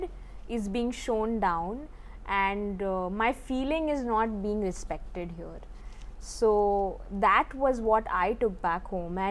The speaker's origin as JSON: {"language": "English", "country": "India", "tie": "born or raised there", "said": "growing up in the Indian context"}